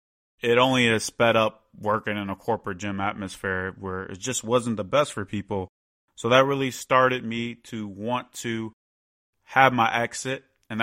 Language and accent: English; Chicago, Illinois, United States; growing up in the Chicago area, I was in a great sports city for that to happen.